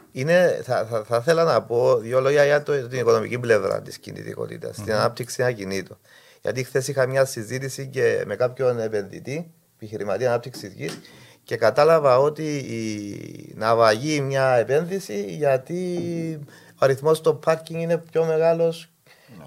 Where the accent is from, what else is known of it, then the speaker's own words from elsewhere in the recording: Limassol, Limassol District, Cyprus; Εγώ ε, γεννήθηκα στη Λεμεσό, μεγάλωσα και έζησα το μόλο τη Λεμεσού